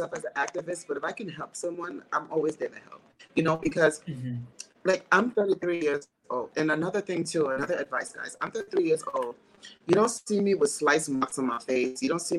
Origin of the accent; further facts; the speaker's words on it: Texas, United States; I was bullied in school. I was bullied in growing up in Texas. I was called fat or gay, you know, but it never changed my kind heart.